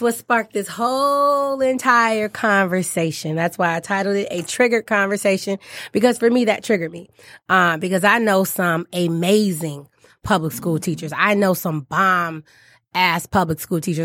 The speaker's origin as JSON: {"language": "English", "town": "Detroit", "region": "Michigan", "country": "United States", "tie": "born or raised there", "said": "I was born and raised, I grew up in Detroit."}